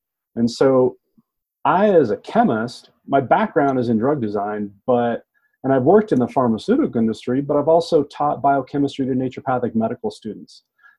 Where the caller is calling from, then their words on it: Durango, Colorado, United States; So I'm broadcasting today from Green Lab Solutions here in Durango, Colorado.